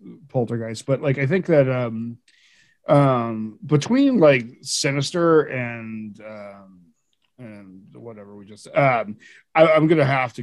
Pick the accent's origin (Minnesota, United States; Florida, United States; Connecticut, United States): Connecticut, United States; Bridgeport; moved away; I'm from Bridgeport originally